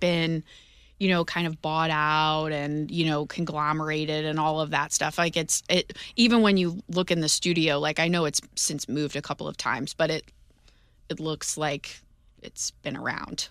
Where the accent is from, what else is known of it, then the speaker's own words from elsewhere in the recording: St. Louis, Missouri, United States; moved away as an adult; growing up in Saint Louis